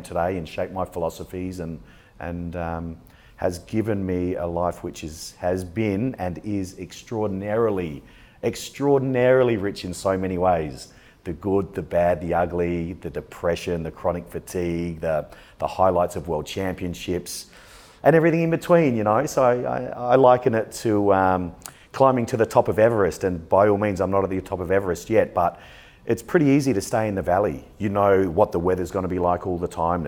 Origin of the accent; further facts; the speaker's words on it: Adelaide, South Australia, Australia; also born or lived in Essex; now in Sydney, Australia; I grew up in Adelaide, South Australia, and that's where the majority of my bodybuilding was done